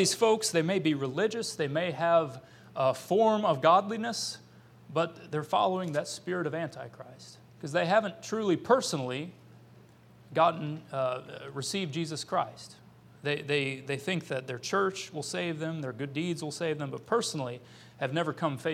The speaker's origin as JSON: {"language": "English", "country": "United States", "also_born_or_lived": "Ukraine", "moved": "as an adult", "said": "I'm an American"}